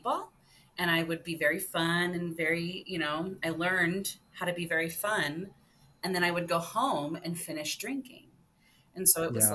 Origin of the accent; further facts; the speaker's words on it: suburban Ohio, United States; I'm a white suburban Ohio kid